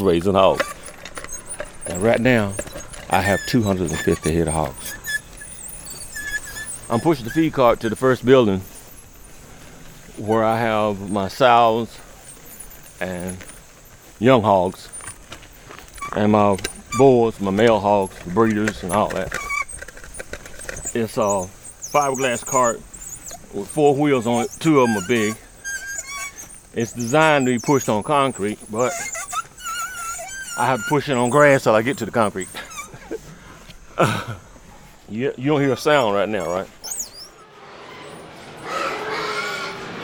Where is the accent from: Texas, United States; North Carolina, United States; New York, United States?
North Carolina, United States; Williamston; I was born and raised 40 miles from here, Williamston, North Carolina.